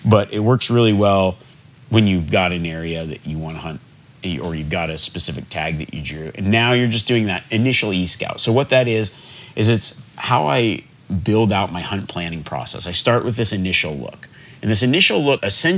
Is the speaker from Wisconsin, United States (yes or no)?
no; Nevada, United States; growing up in Nevada